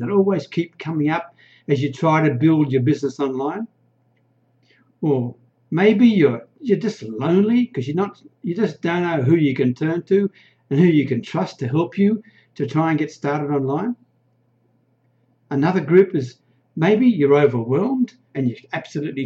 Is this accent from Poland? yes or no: no; Australia; accent: Australian; now in Thailand; I'm an Aussie. You can probably hear that from the accent, right? But I live in a remote little Thai village way up near the Cambodian border.